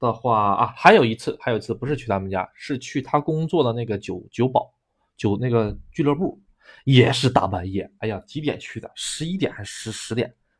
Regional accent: China; moved away; also born or lived in Japan; 我是个中国人，

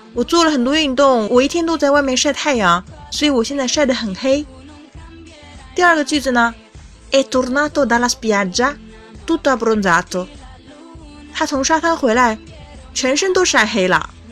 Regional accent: China; 可能我们中国人不喜欢啦

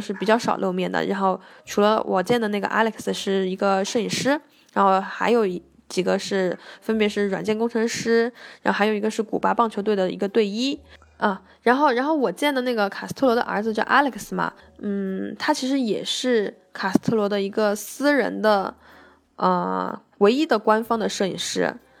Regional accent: China; also born or lived in Cuba; 他们知道我们是中国人

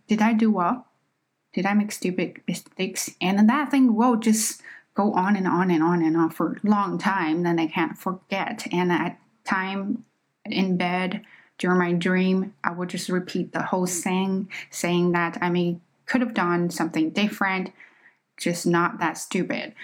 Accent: China; accent: Chinese accent; English is a second language; moved away; I am just not a native speaker. Okay, I am Chinese.

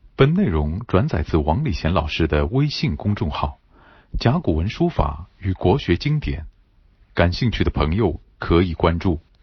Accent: China; 不仅我们中国人

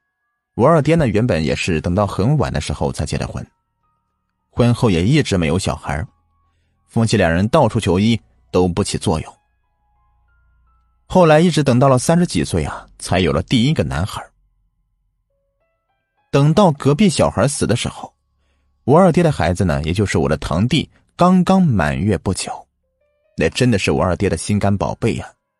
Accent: Shanxi, China; 我老家呢在山西的晋西北，那里是典型的黄土高原区，著名的走西口啊，指的就是这里。我们这边比较干旱，另外以前的这些人呢，住的都是窑洞。

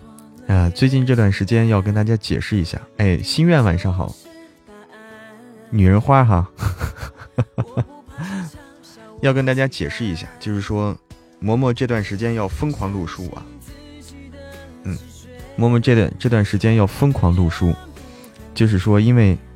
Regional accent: Hebei, China; 老家，我老家河北的，嗯，老家河北啊。

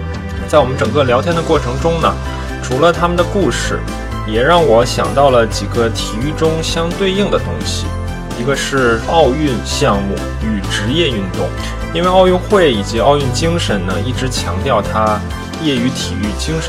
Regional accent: China; 另外作为中国人呢，有一个中国特色肯定是躲不开的，那就是我们的体制。

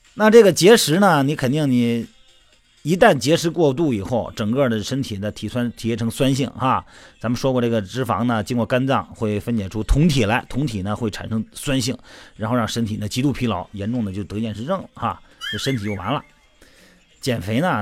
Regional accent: China; 咱们是中国人

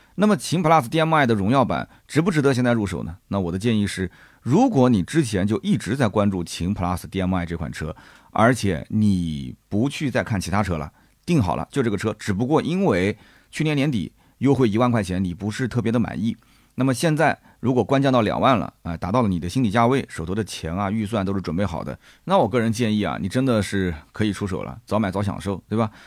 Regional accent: Nanjing, Jiangsu, China; 我们南京人

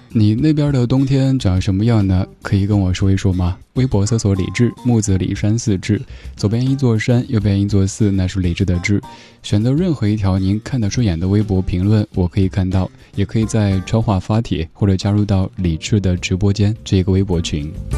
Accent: Sichuan, China; 我觉得作为一个四川人

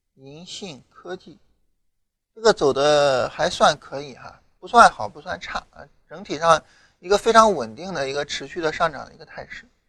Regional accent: China; 这更多的反映了我们中国人的一种特质

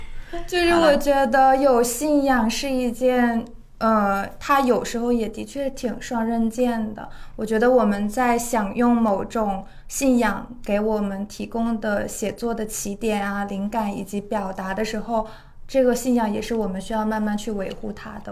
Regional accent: Jinan, Shandong, China; moved away; 因为我老家是山东嘛

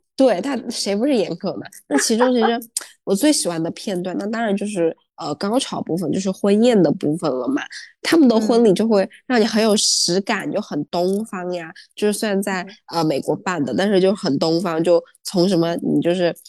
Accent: China; 我们，中国人

